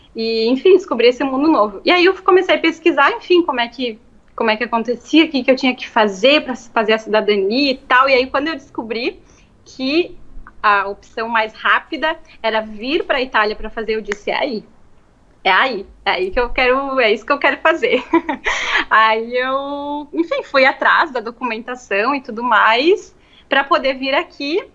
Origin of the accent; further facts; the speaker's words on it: Marau, Rio Grande do Sul, Brazil; moved away as an adult; also born or lived in Passo Fundo, Brazil; now in Italy; Eu estudei quando eu era pequena no Cristo Rei, aí depois fechou, né? Aí depois eu terminei a escola no IESTA